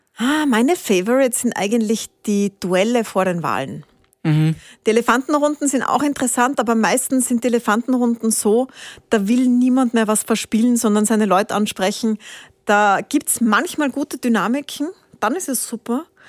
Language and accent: German; Italy; also born or lived in Spain; now in Austria; Bin nach Italien gefahren, wo ich aufgewachsen bin.